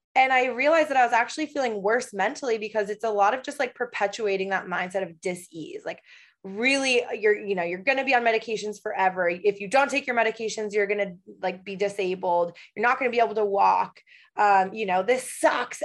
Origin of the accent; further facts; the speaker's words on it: Michigan, United States; moved away as an adult; also born or lived in Los Angeles, United States; now in Portland, United States; I currently live in Portland, Oregon. However, I spent four years in LA, and before that, I am originally from Michigan.